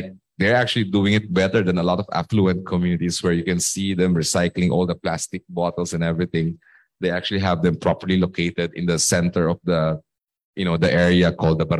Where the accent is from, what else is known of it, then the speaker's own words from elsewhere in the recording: Manila, Metro Manila, Philippines; I grew up in Tondo, in some part of Tondo